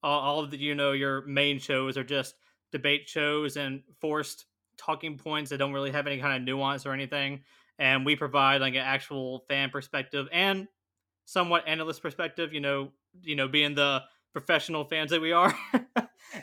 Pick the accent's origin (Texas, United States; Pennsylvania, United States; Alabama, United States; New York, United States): Alabama, United States; I'm from Alabama